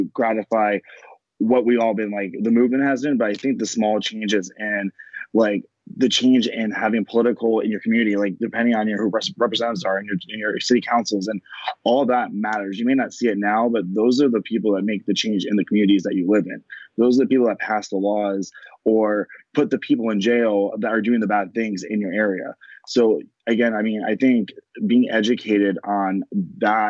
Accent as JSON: {"language": "English", "area": "Pasco County", "region": "Florida", "country": "United States", "tie": "born or raised there", "also_born_or_lived": "Tampa, Florida / Memphis, Tennessee", "said": "I lived in Florida my whole life. I grew up in Pasco County, which is very predominantly white"}